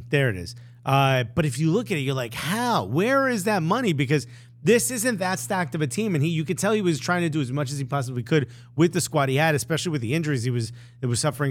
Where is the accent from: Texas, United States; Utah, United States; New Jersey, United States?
New Jersey, United States; Newark; I'm born and raised in Newark